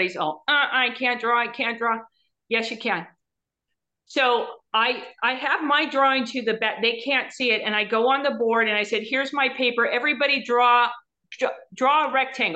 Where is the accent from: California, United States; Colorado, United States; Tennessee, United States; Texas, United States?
California, United States; Orange County; I was born in Orange County, went to school there